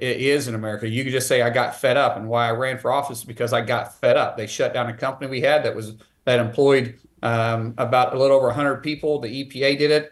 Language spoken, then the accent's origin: English; Eastern Oklahoma, United States; growing up here in Indian country, being Cherokee